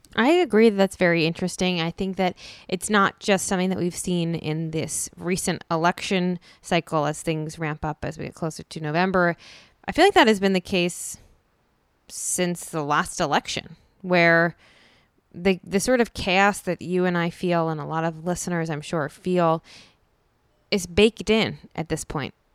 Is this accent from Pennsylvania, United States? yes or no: yes; Philadelphia, Pennsylvania, United States; moved away; I grew up in Philadelphia